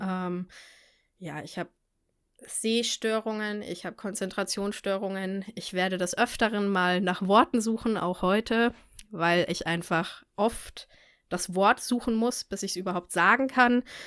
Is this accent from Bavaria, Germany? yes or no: yes; near Munich, Bavaria, Germany; Ich komme aus der Nähe von München